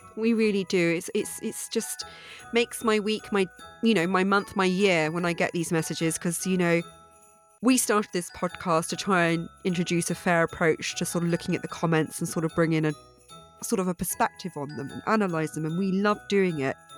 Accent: Dorset, South West England, United Kingdom; my hometown in, uh, Dorset.

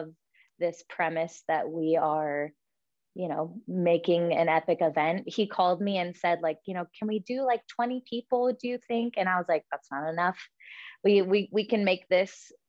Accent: Sacramento Delta, California, United States; I grew up on the Delta, and both my parents worked in Sacramento

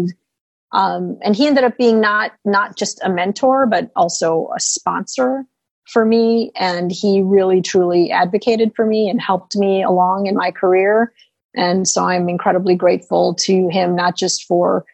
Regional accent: United States; as an American

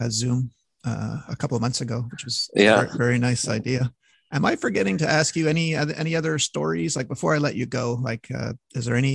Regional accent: Montreal, Quebec, Canada; from my hometown of Montreal

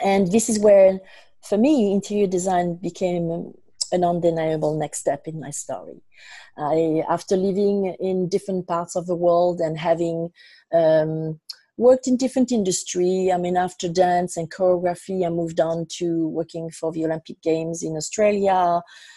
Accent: France; now in New York City, United States; I was born in France and raised in France, mainly, and I also have lived and traveled extensively around the world before landing in New York City

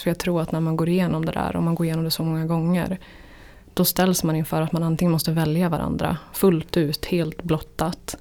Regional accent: Jämtland, Sweden; moved away; Jämtland där jag kommer ifrån

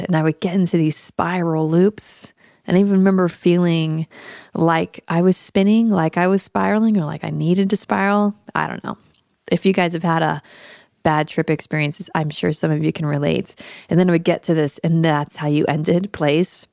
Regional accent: Daytona Beach, Florida, United States; also born or lived in Tampa, Florida; I'm actually Florida born and raised. I was born in Tampa and grew up in Daytona Beach in the eighties and nineties

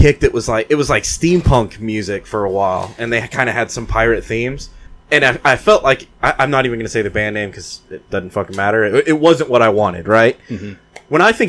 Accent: the South, United States; I'm from the South.

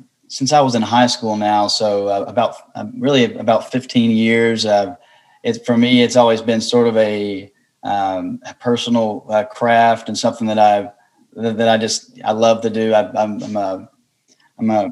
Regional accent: Wilkesboro, North Carolina, United States; growing up in Wilkesboro, North Carolina, I was introduced to bluegrass and folk old time music

